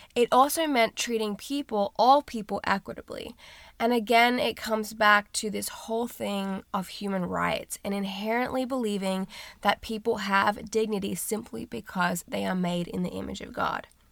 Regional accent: Australia; moved away as an adult; now in United States; I'm from Australia

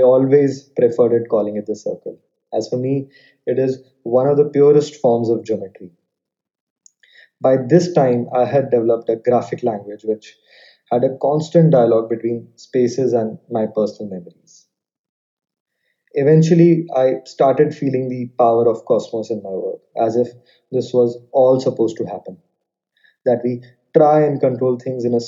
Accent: Jaipur, Rajasthan, India; now in New Delhi, India; I was born and brought up in Jaipur, Rajasthan

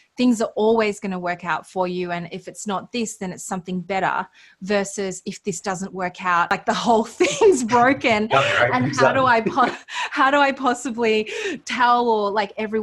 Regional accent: Australia

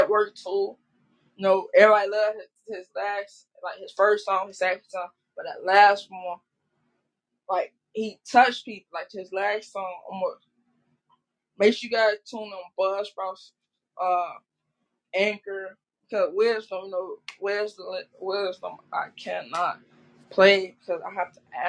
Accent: Chicago, Illinois, United States; I'm from Chicago

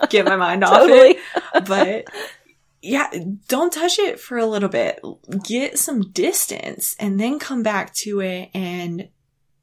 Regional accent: East Tennessee, United States; I'm from East Tennessee

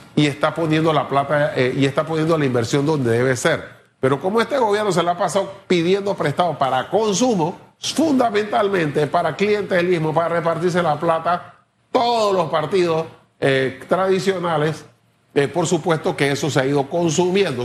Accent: Panama

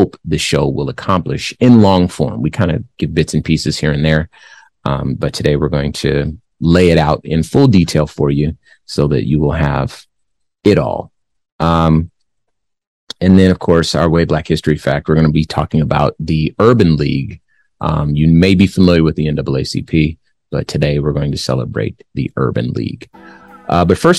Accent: Compton, California, United States; moved away; also born or lived in Phoenix, Arizona; I was born in Compton, California. I lived there the first part of my life

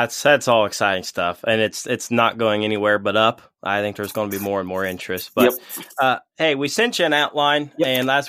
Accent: Ohio, United States; I grew up in the Midwest in Ohio

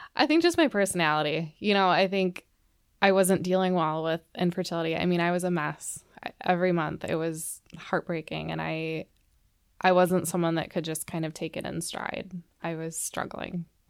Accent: Plymouth, Minnesota, United States; I grew up in the suburbs of the Twin Cities. I grew up in Plymouth

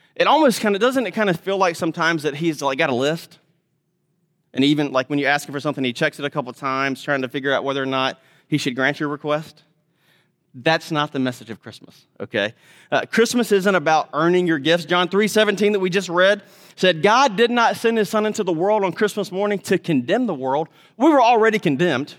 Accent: Mississippi, United States; I'm from Mississippi

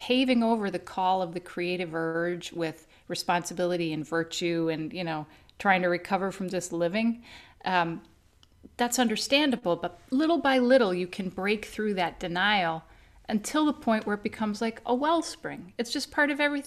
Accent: Naperville, Illinois, United States; I grew up in Naperville, which is a suburb of Chicago

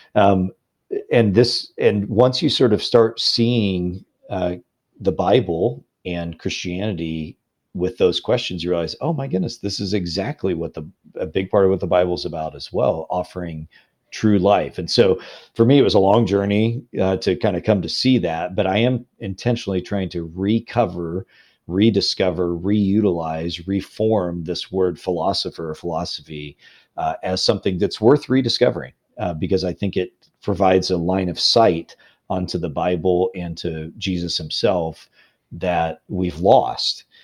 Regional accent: Illinois, United States; now in Louisville, United States; I'm a Midwesterner. I'm from Illinois originally

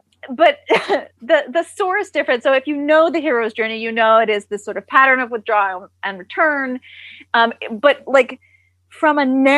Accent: Cannes, Provence-Alpes-Côte d'Azur, France; So I, like I said, I grew up in Cannes

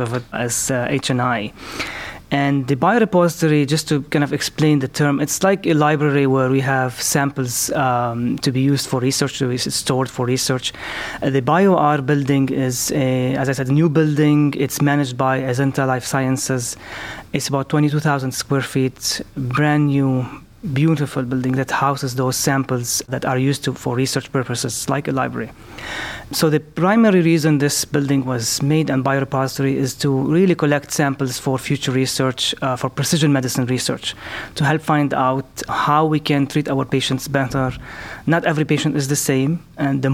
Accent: Lebanon; moved away as an adult; also born or lived in Beirut, Lebanon / Chicago, United States / Birmingham, Alabama, United States / Texas, United States; now in Cleveland, United States; I'm originally from Lebanon

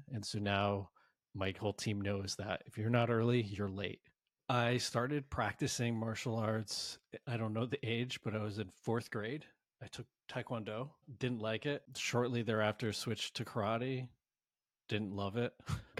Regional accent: Connecticut, United States; moved away as an adult; now in San Francisco, United States; Fast forward to my early 20s, I moved to San Francisco from Connecticut to specifically, my driver was I wanted to be in a hub to practice and study martial arts.

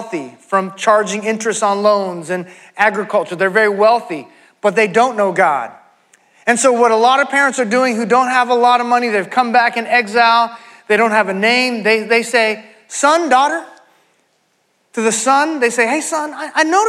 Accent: San Francisco, California, United States; moved away as an adult; also born or lived in Dallas, Texas; I grew up in San Francisco, the Bay Area

